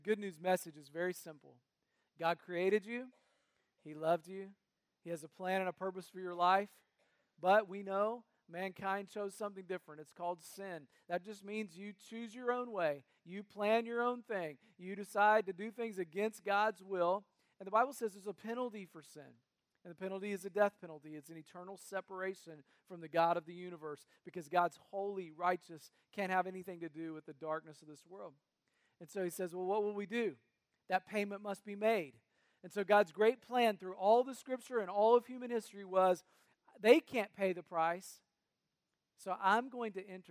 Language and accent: English; North Carolina, United States; now in Cincinnati, United States; I grew up in North Carolina, so if an occasional y'all slips out, you'll know why.